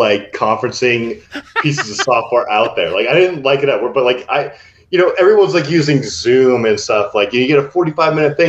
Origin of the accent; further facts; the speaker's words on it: Seattle, Washington, United States; as a young kid mm-hmm. growing up in Seattle with all the tech companies